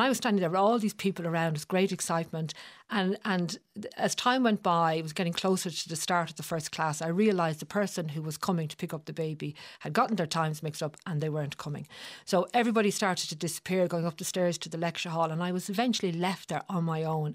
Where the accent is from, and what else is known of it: Dublin, Leinster, Ireland